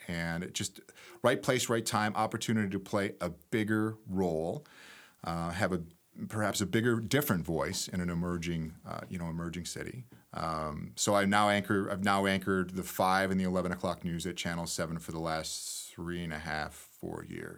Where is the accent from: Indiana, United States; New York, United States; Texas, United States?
New York, United States; Webster; moved away as an adult; also born or lived in Nebraska; I was, uh, born and raised in Webster, New York, outside of Rochester